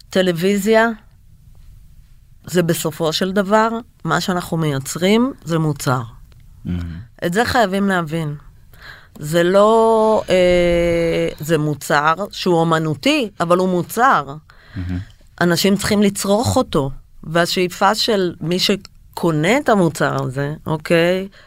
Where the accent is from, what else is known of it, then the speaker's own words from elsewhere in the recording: Israel; אנחנו ישראלים, אין איזון בינינו ובין איראן למשל.